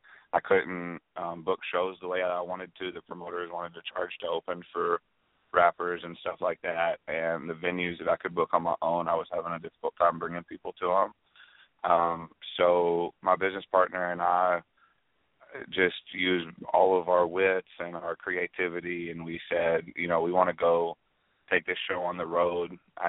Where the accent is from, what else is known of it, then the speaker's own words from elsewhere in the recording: close to Paducah, Western Kentucky, United States; moved away as an adult; also born or lived in Florida; I'm from Western Kentucky, close to Paducah